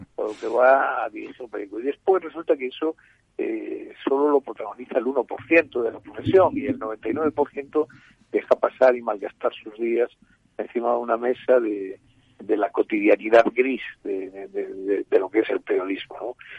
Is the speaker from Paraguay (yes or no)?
no; Galicia, Spain; En Galicia, mi tierra